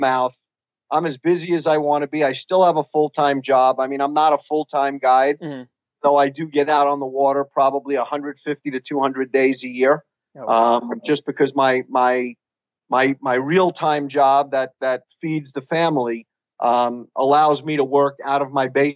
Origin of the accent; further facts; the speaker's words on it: New York City, New York, United States; moved away as an adult; also born or lived in Stamford, Connecticut; now in Georgia, United States; as a youngster growing up in New York City. And I mean, literally in New York City, in Brooklyn, New York